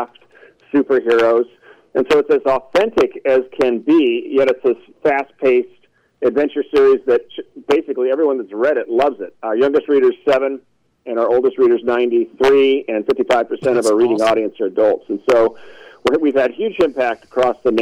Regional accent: Newport Beach, California, United States; moved away as an adult; also born or lived in Wellesley, Massachusetts / England; I'm originally from Newport Beach, California.

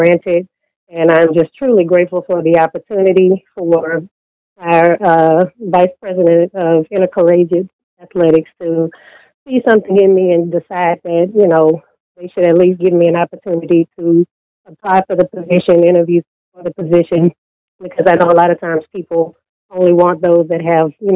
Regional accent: Missouri City, Texas, United States; I grew up in Missouri City, Texas

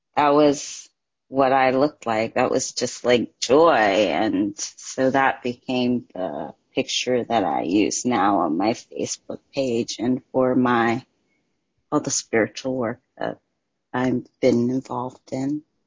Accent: Ghana; I'm from Ghana

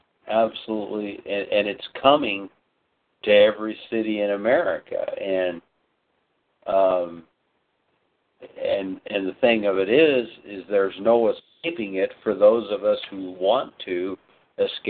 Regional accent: United States; as Americans

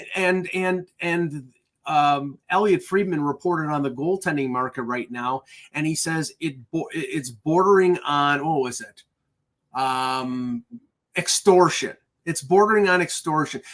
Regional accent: United States; I'm an American

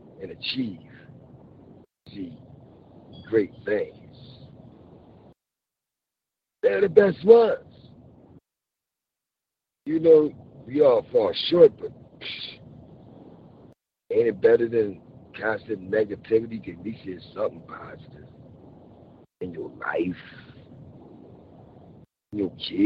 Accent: Philadelphia, Pennsylvania, United States; I'm from Philly

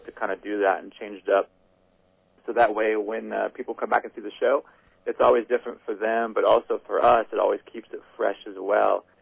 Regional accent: Midwest, United States; a Midwest kid

